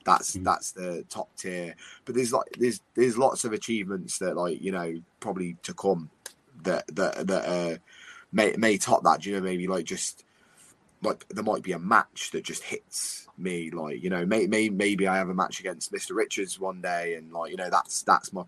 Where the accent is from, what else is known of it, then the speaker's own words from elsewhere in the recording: United Kingdom; I'm a British wrestler